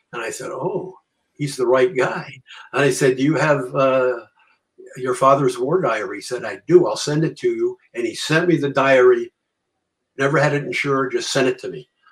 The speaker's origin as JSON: {"language": "English", "region": "Connecticut", "country": "United States", "moved": "as an adult", "lives_now": "Vermont, United States", "said": "I'm from Connecticut"}